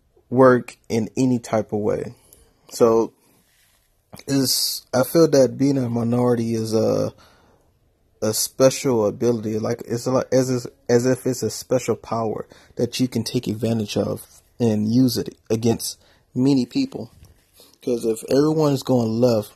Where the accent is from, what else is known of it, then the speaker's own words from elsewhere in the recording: New Orleans, Louisiana, United States; moved away; also born or lived in Atlanta, Georgia; I was born in New Orleans, Louisiana, and I lived in poverty.